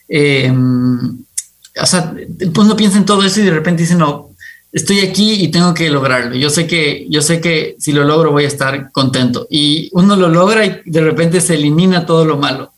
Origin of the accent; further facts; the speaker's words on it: Quito, Pichincha, Ecuador; yo nací en Quito. me encanta el Ecuador, me encanta, me encantó crecer rodeado de montañas